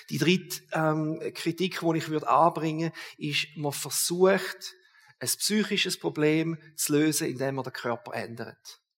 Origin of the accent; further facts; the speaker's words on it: Switzerland; Das ist noch nicht so häufig bei uns in der Schweiz